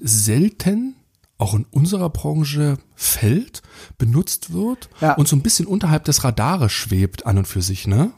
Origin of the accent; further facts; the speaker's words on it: Germany; wir als, als Deutsche